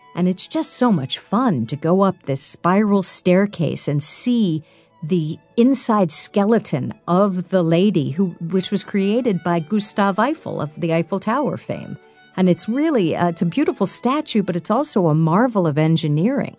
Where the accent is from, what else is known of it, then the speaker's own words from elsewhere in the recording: New York City, New York, United States; I'm a native New Yorker. I was born in New York. I've lived here my whole life